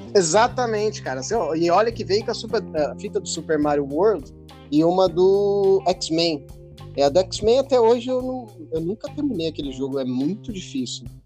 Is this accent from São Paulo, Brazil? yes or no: yes; Peruíbe, São Paulo, Brazil; now in Campinas, Brazil; eu, eu, eu cresci em Peruíbe, né? Eu não cresci aqui em Campinas